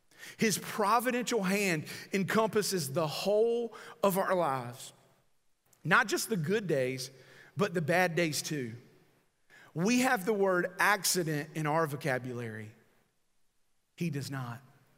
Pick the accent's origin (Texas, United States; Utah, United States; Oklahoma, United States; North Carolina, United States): North Carolina, United States; she probably knew I was from North Carolina by mine.